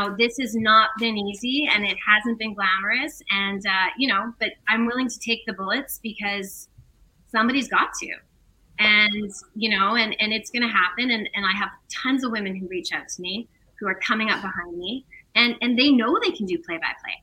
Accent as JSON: {"language": "English", "town": "Winnipeg", "region": "Manitoba", "country": "Canada", "tie": "born or raised there", "said": "my hometown team in the Winnipeg Jets"}